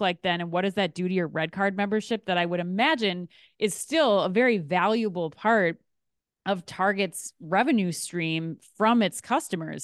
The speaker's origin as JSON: {"language": "English", "region": "Minnesota", "country": "United States", "said": "as a Minnesotan"}